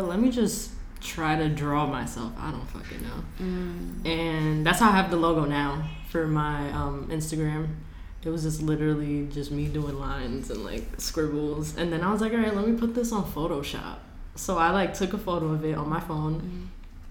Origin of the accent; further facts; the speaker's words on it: New York City, New York, United States; I'm from the Bronx, born and raised.